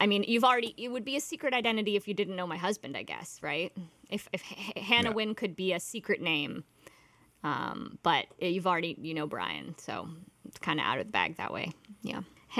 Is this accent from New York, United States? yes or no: no; Durham, New Hampshire, United States; I'm from Durham, New Hampshire.